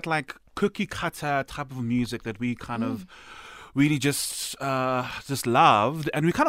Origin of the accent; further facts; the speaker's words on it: Pretoria, Gauteng, South Africa; Because I'm from Pretoria.